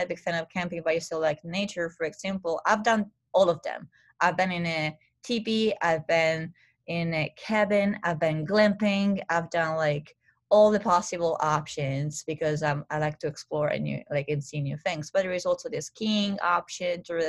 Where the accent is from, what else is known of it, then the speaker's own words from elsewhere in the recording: Italy; accent: Italian; English is a second language; Not that, well, I mean, like, not my specific accent, but it's more the Italian accent.